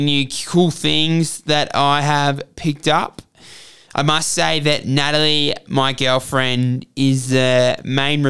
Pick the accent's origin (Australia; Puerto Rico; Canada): Australia; Melbourne, Victoria; moved away as an adult; now in Hargeisa, Somaliland; I was born and raised in Melbourne, Australia to an Australian mother and a Somali father